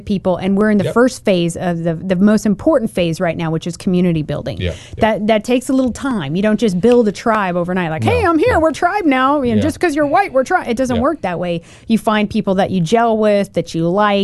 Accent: Oregon, United States; I'm from Oregon.

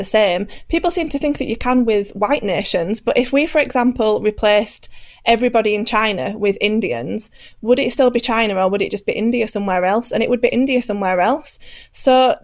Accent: United Kingdom; speaking as a British person

